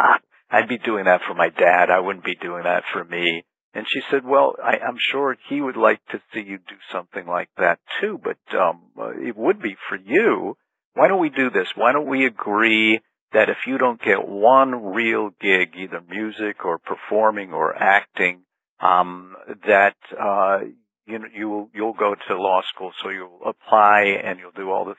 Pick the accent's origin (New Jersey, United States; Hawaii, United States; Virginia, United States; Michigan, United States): New Jersey, United States; also born or lived in Brooklyn, New York; I was born in Brooklyn, New York, but I'm actually, most of my life I've spent in the state of New Jersey